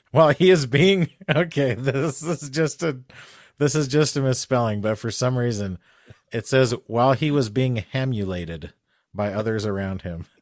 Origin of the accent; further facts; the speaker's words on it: Albuquerque, New Mexico, United States; I grew up in Albuquerque